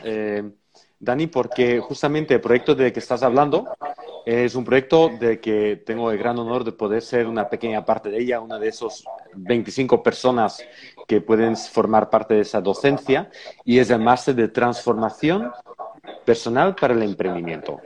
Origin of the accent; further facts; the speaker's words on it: Belgium; moved away; en mi país también, en Bélgica igualmente